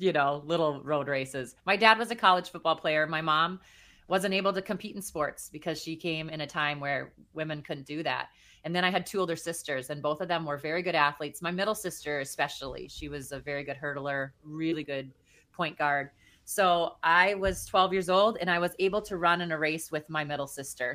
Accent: Dawson, Minnesota, United States; I wanted to be a meteorologist growing up in Minnesota

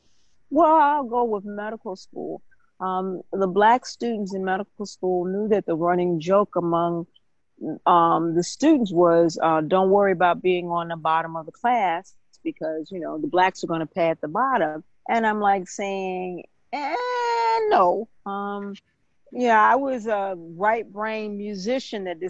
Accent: Michigan, United States; also born or lived in Jackson, Mississippi; until I got to the 2nd grade, and then my father was called to a church in Michigan

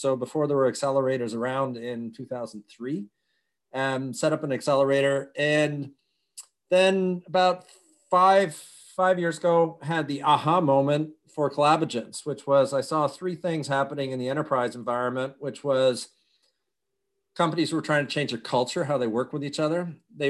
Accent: United States; born there; And I was born in the U.S., so carried a Dutch passport and a U.S. passport. And by the time I was 3, we were back in Europe.

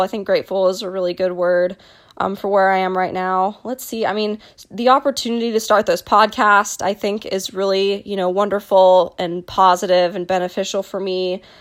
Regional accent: Dallas, Texas, United States; I was born and raised in Dallas, Texas

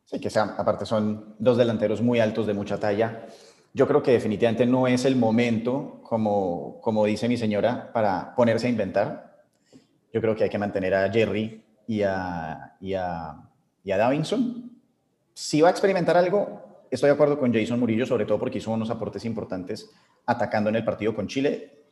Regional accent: Colombia; somos colombianos

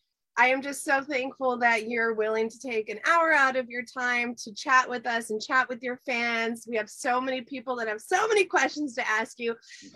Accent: Cincinnati, Ohio, United States; I am from Cincinnati, and we love Dr. Funk.

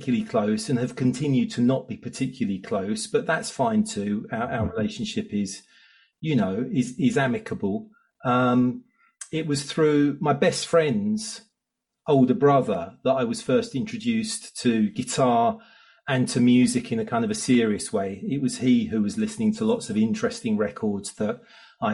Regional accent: Southeast Essex, East of England, United Kingdom; I grew up in Southeast Essex with one brother

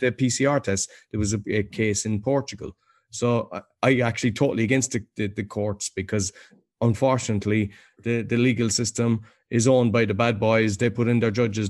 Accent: Ireland; now in Poland; being Irish

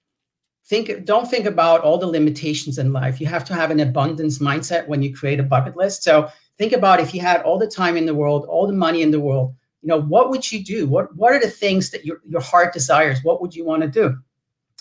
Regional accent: Switzerland; moved away as an adult; also born or lived in Los Angeles; now in United States; that little village I grew up in Switzerland

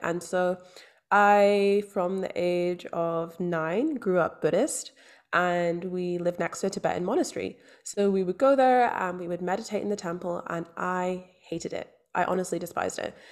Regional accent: Scotland, United Kingdom; also born or lived in London; now in Australia; I grew up in Scotland. I was born in London. I'm now living in Australia.

